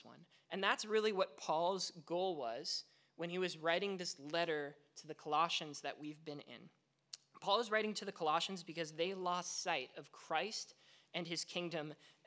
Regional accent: Vancouver, British Columbia, Canada; moved away; I grew up in Vancouver

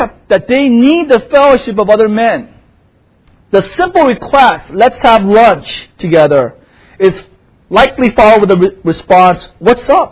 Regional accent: South Korea; now in United States; for most, a bulk of my life, I grew up in Korea

